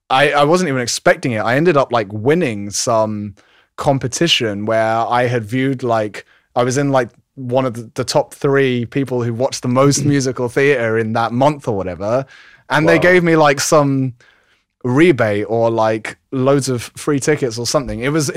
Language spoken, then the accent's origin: English; London, United Kingdom; I'm originally from London, and I kind of throughout my life just kept moving out of London and back to London.